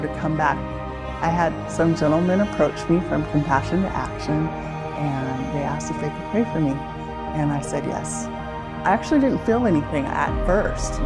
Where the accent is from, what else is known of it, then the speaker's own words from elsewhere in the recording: Salem, Oregon, United States; now in Corvallis, United States; I was born in Salem, Oregon